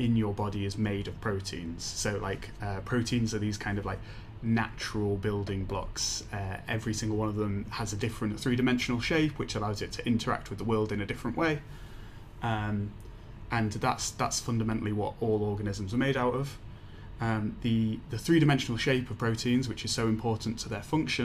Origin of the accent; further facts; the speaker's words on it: Leeds, Yorkshire and the Humber, United Kingdom; now in Edinburgh, United Kingdom; I'm from Leeds in England